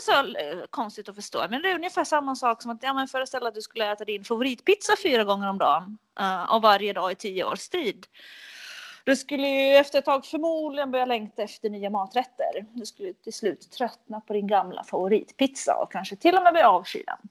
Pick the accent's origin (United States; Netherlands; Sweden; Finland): Finland; accent: Finland Swedish; jag är ju från Finland